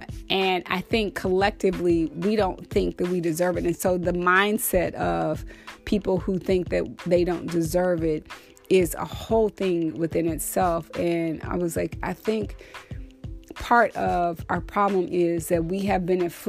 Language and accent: English; the South, United States; there are people in the South, because I'm from the South, and we still eat chitlins.